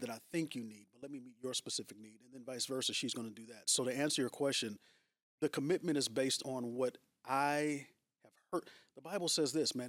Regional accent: San Francisco Bay Area, California, United States; moved away as an adult; now in Long Beach, United States; Born and raised, yeah. So I'm from the San Francisco Bay Area.

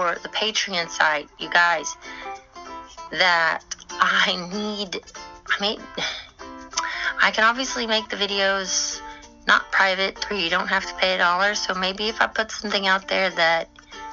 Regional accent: Texas, United States; I'm from Texas

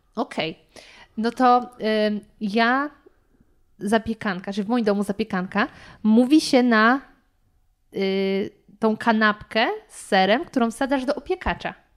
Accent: Lower Silesian Voivodeship, Poland; ja jestem z Dolnośląskiego

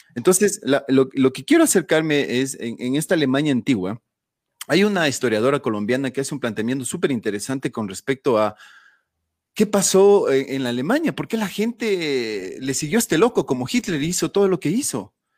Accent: Ecuador; como ecuatorianos eh, asumimos

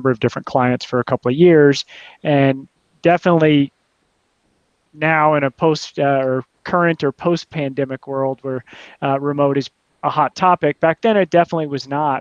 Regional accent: United States; moved away as an adult; also born or lived in Mexico; now in Portugal; I'm an American

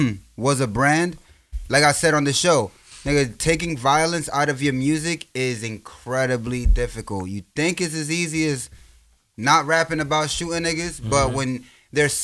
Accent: New York City, New York, United States; I'm from New York

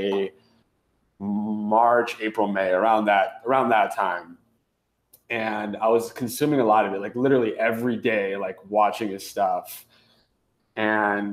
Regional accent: Northern California, United States; moved away as an adult; also born or lived in Los Angeles; now in New York, United States; I'm currently living in New York, but born and raised in Northern California.

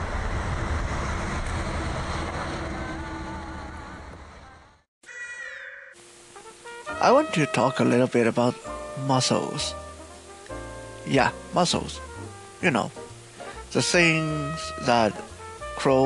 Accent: Canada; also born or lived in Taiwan; my sanctioned upbringing, my teenage, my puberty, a lot of that was spent in Canada.

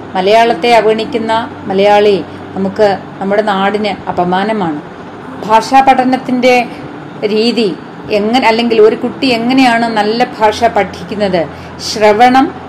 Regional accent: Kerala, India; first language Malayalam; നാം ജനിച്ചു വളർന്നത് എവിടെയാണ് കേരളത്തിലാണ്

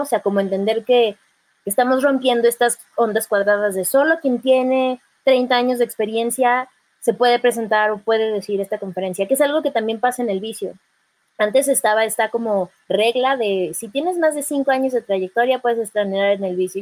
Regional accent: State of Mexico, Mexico; yo soy mexiquense

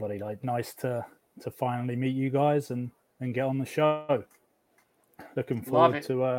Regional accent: United Kingdom; Being British

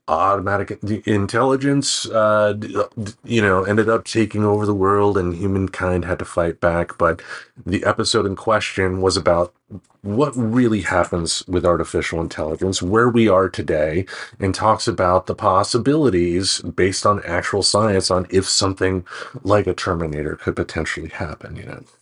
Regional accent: Michigan, United States; also born or lived in Maine; now in Portland, United States; I come from Michigan myself

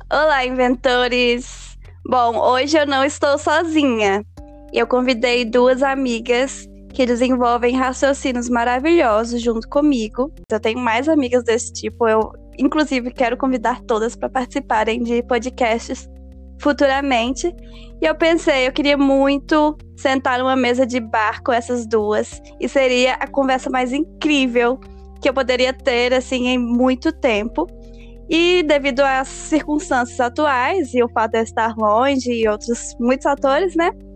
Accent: Belo Horizonte, Minas Gerais, Brazil; now in California, United States; mineira de Belo Horizonte. Estou falando diretamente da Califórnia.

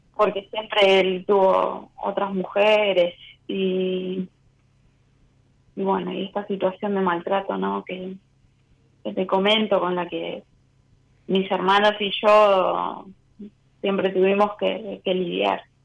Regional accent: Buenos Aires, Argentina; soy de Caballito.

